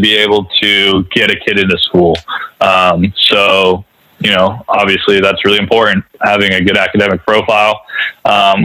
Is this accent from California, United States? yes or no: yes; Palo Alto, California, United States; I grew up in Palo Alto, California, in a baseball family